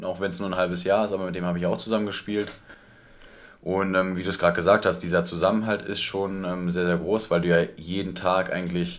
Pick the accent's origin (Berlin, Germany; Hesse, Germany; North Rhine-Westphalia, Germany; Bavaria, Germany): North Rhine-Westphalia, Germany; Marienheide; also born or lived in Gummersbach; gebürtig, also geboren im Krankenhaus in Gummersbach, ähm, mhm. aufgewachsen dann aber in Marienheide